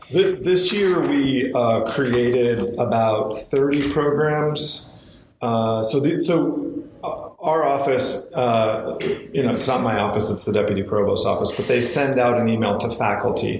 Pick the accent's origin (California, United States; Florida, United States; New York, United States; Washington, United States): Washington, United States; Southwest; I was born and raised in uh, Southwest Washington